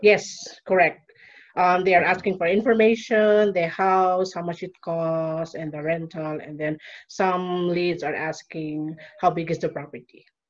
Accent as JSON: {"language": "English", "country": "Philippines", "moved": "as an adult", "lives_now": "Peru", "said": "living now in Peru and I'm from Philippines. I've been living here in Peru for more than five years"}